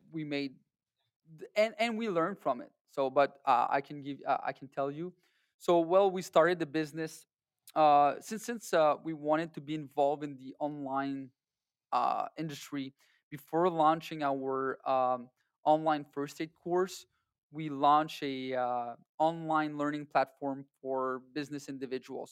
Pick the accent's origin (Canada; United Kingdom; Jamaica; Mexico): Canada; we're all Canadian or people that, that live in America